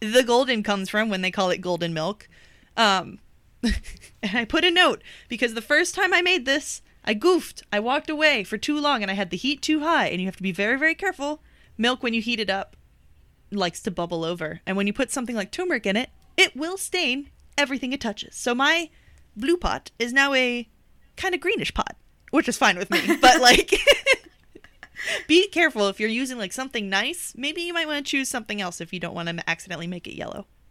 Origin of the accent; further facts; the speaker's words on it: United States; accent: American; my American accent